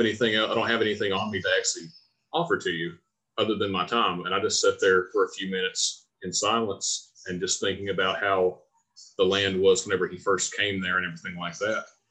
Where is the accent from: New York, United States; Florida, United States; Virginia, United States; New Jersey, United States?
Virginia, United States; moved away; my hometown in Virginia